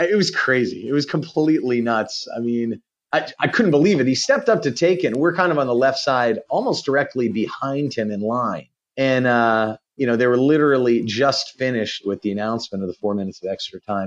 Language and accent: English; Pittsburgh, Pennsylvania, United States; I grew up in Pittsburgh